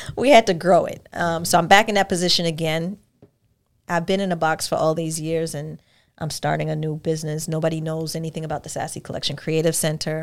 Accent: New York, United States; moved away as an adult; now in Georgia, United States; I'm from New York

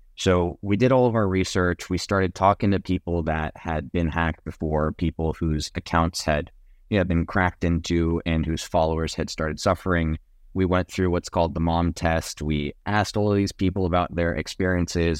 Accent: Jamaica; now in Dallas, United States; I'm from Jamaica, so I'm a Texan, but I'm not, like, not only Texan.

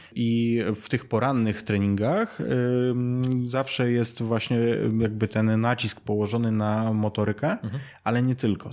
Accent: Siedlce, Masovian Voivodeship, Poland; w Siedcach po prostu skąd pochodzę

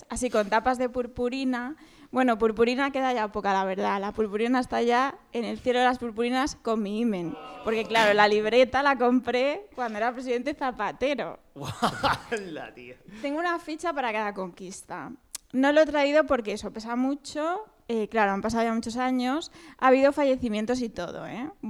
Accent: Sabadell, Catalonia, Spain; Yo soy de Sabadell.

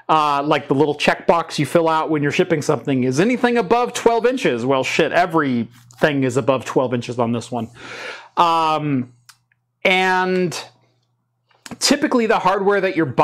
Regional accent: Melbourne, Victoria, Australia; I'm from Melbourne. It sounds like Melbourne.

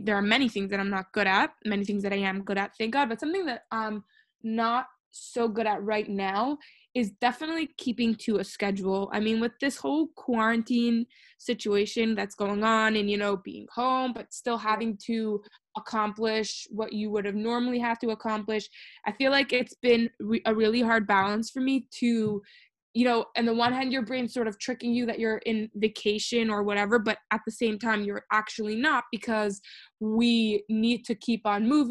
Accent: New York City, New York, United States; I was born in Brooklyn, Crown Heights, New York, in 1996

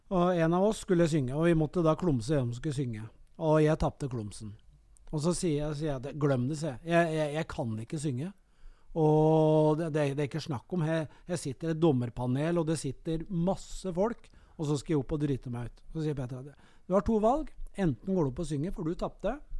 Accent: Kongsvinger, Innlandet, Norway; moved away; also born or lived in Elverum / Gjøvik; jeg er født og oppvokst på Kongsvinger

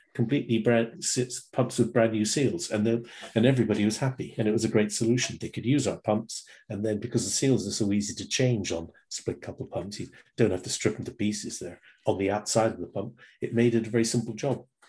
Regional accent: England, United Kingdom; moved away

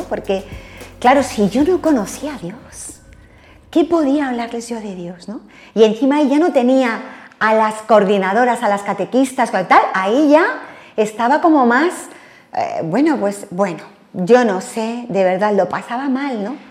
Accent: Alcalá de Henares, Community of Madrid, Spain; moved away as an adult; now in Torrejón del Rey, Spain; Nací en Madrid, pero sobre los ocho años nos vinimos para Alcalá.

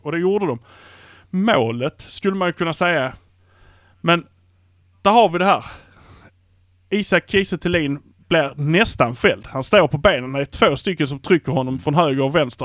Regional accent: Malmö, Skåne, Sweden; vi är från Malmö

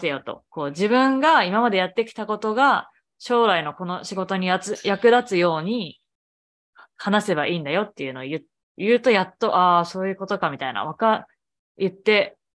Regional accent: Japan; moved away as an adult; now in Boston, United States; 日本生まれ日本育 ち

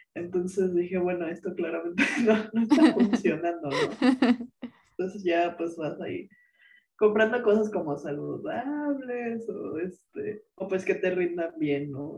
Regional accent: Mexico City, Mexico; moved away as an adult; also born or lived in Cuernavaca; now in France; nosotras somos de la Ciudad de México

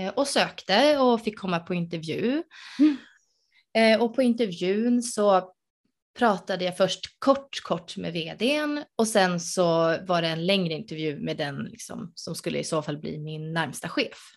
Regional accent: Uppsala, Uppsala County, Sweden; moved away; jag är ursprungligen från Uppsala

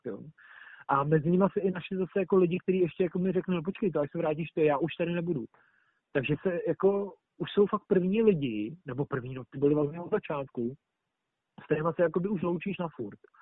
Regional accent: Czechia; moved away as an adult; now in Australia; ve škole jako takový jsme tři Češi teď

